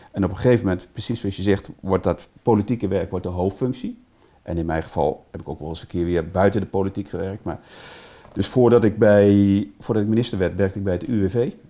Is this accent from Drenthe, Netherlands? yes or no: yes; Drenthe, Netherlands; bij ons in Drenthe